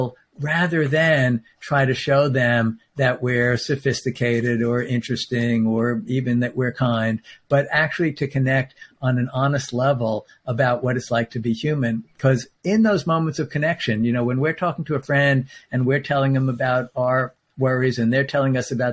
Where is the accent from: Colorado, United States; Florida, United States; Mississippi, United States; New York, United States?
New York, United States; I'm a New Yorker